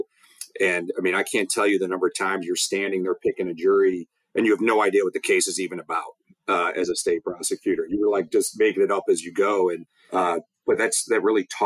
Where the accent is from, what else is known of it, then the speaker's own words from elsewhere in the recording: Rochester, New York, United States; I grew up in Rochester, New York